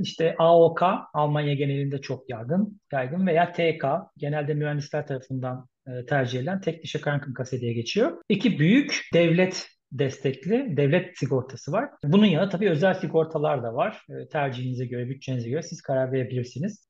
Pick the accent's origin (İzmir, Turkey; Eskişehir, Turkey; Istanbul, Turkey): Istanbul, Turkey; first language Turkish; moved away as an adult; now in Munich, Germany; Doğma büyüme İstanbul